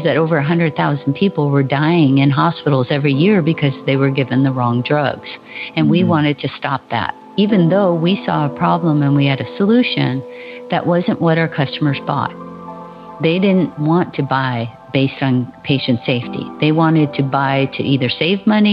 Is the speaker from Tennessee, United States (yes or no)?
no; Hawaii, United States; I was born and raised in Hawaii, and I'm the last of 10 children. So I grew up on the beach